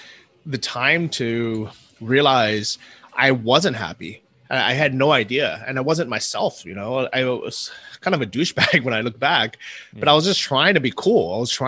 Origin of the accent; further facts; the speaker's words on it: United States; moved away as an adult; leaving the US, or, you know, leaving my home country and moving to a cheap place like Thailand